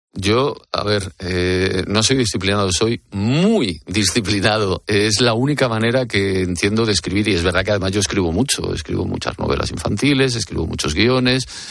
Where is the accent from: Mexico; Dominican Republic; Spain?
Spain; Madrid, Community of Madrid; el barrio de Carabanchel, que es mi barrio donde yo nací